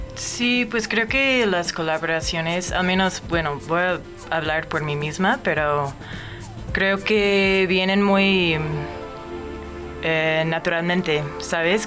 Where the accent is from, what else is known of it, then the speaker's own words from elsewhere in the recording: Omaha, Nebraska, United States; moved away as an adult; now in Mexico City, Mexico; yo nací en Omaha, Nebraska y últimamente Vivía allá